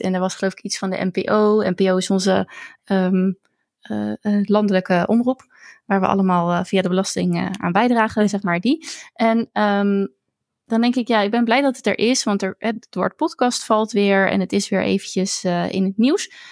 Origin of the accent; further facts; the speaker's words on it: Netherlands; also born or lived in Zoetermeer; ik als Nederlander